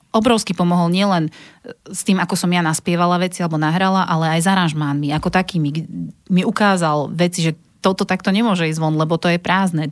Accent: Vráble, Nitra Region, Slovakia; Ja som vlastne originál z Vrábel

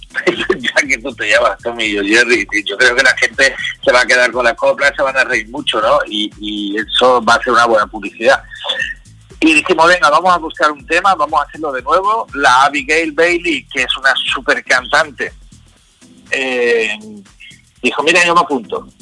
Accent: Belgium; yo nací en Bélgica, de una madre belga y un padre español

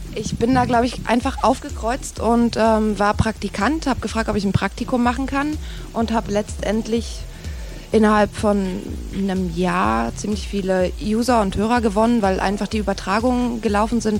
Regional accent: East Germany, Germany; bin irgendwie auch Ossi, komme aus der DDR

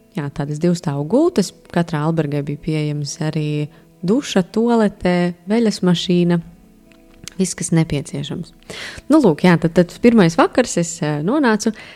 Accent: Latvia; es no Latvijas

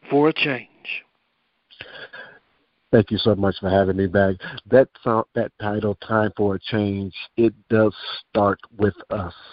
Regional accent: Daytona Beach, Florida, United States; I am from Daytona Beach, Florida.

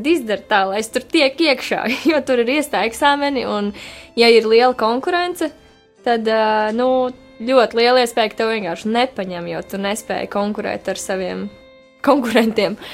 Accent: Liepāja, Latvia; now in Riga, Latvia; es arī esmu no Liepājas, un es ļoti lepojos ar to. Un, lai arī es dzīvoju Rīgā jau sesto gadu, es nevaru sev nosaukt par rīznieci

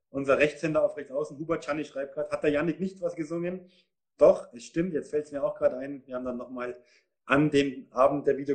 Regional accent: Munich, Bavaria, Germany; Ich bin Münchner. Ich habe bei München Ost in der Jugend gespielt, dann zwei Jahre in Hersching in der A-Jugend.

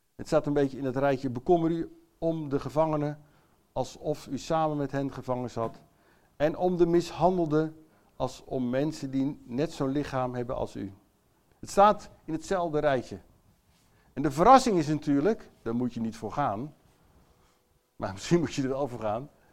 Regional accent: Netherlands; Ik ben zelf ook Nederlander

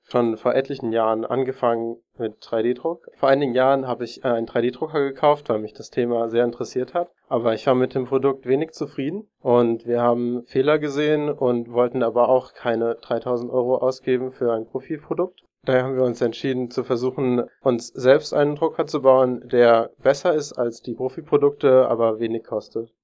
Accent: Darmstadt, Hesse, Germany; ich bin aus Darmstadt und studiere dort Informationssystemtechnik

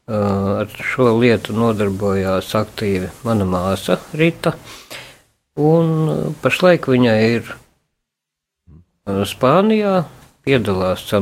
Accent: Latvia; born there; Es esmu dzimis Audas jaunogavietes, tātad pa viducīti tieši, bet vecāki ir no Latgavas.

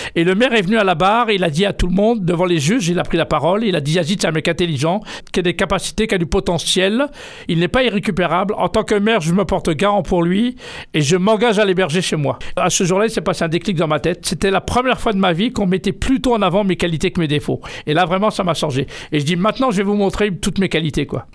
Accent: Triel-sur-Seine, Île-de-France, France; je suis né en France, euh, tout près d'ici, à Triel-sur-Seine.

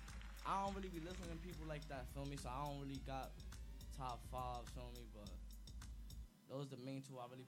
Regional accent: New York City, New York, United States; I'm from Bronx, New York.

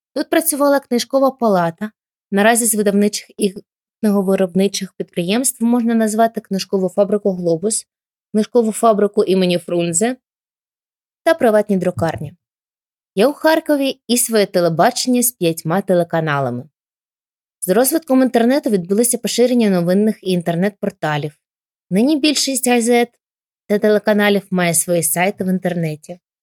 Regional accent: Kharkiv, Kharkiv Oblast, Ukraine; моє рідне місто Харків. Харків моя мала батьківщина.

